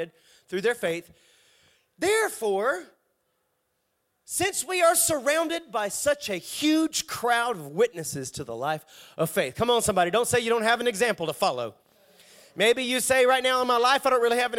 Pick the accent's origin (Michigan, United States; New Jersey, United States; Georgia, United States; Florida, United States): Georgia, United States; Savannah; I'm from the Savannah area